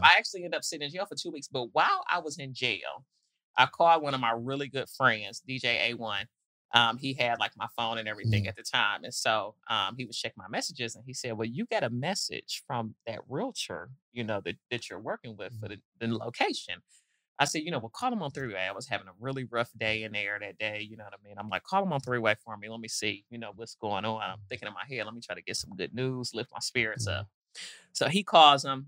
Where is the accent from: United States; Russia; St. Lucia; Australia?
United States; Detroit, Michigan; also born or lived in Nashville, Tennessee; now in Atlanta, United States; I grew up in Detroit, but moved to Nashville in my younger days.